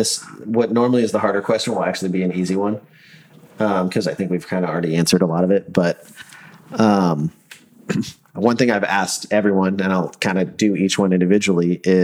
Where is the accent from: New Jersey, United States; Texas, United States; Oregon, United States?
Oregon, United States; moved away; I mean, I grew up in Oregon.